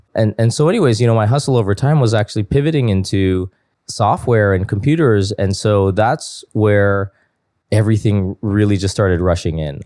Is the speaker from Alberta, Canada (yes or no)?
no; Toronto, Ontario, Canada; I was born and raised in Toronto.